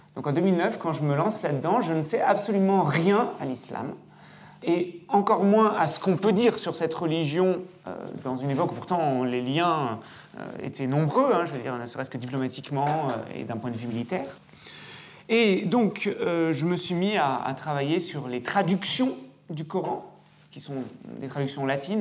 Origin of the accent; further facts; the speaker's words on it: Lyon, Auvergne-Rhône-Alpes, France; moved away; quand j'ai été recruté ici, dans ma bonne ville, dans ma ville natale